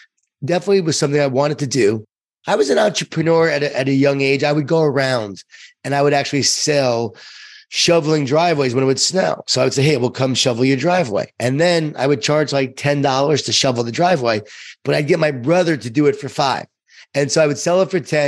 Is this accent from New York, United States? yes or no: yes; Smithtown, New York, United States; I grew up in Long Island, New York, in a town called Smithtown, even a smaller town than that, Nisconset